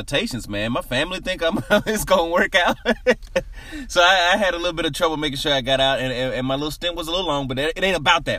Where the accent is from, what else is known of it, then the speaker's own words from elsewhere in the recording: Nashville, Tennessee, United States; I grew up in Nashville